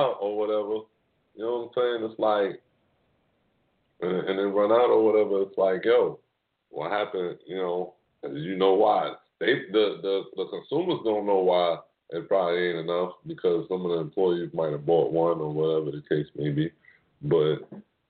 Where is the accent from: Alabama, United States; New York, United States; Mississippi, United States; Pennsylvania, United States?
New York, United States; I'm from New York